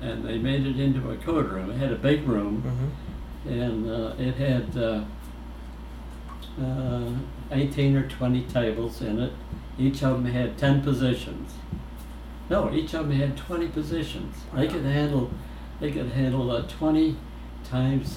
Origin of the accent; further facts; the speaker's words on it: Syracuse, New York, United States; moved away as an adult; also born or lived in Rochester, New York; I was born in Syracuse